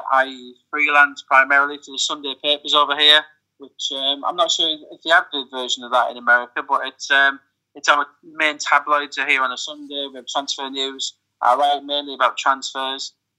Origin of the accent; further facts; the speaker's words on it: Cleveland, North East England, United Kingdom; I'm from Cleveland.